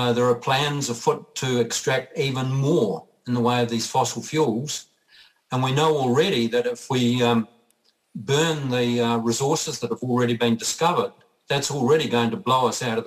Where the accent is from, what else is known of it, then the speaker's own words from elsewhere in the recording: New Zealand; I'm also a Kiwi bloke.